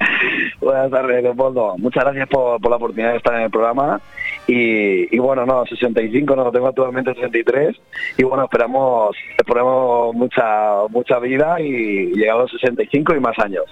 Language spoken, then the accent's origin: Spanish; Benidorm, Valencian Community, Spain; me crié en Benidorm